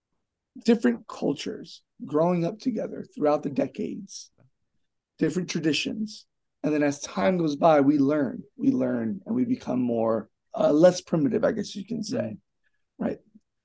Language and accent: English; Florida, United States; also born or lived in New Jersey; I was born in Jersey, raised in Florida.